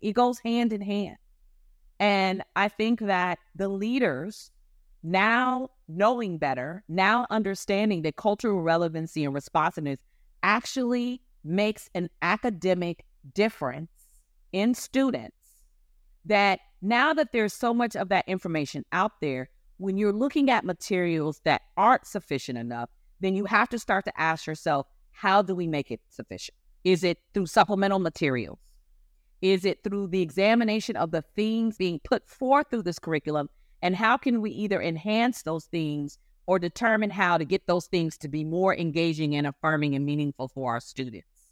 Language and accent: English; Ohio, United States; Growing up in Ohio, in a time where, honestly, being Black was a danger I had never not known